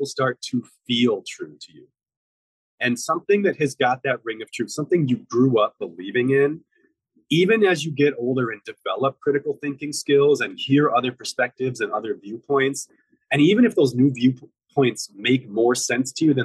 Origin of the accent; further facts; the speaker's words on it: Midwest, United States; In the Midwest, we call carbonated beverages like Coke and Mountain Dew, we call those pop.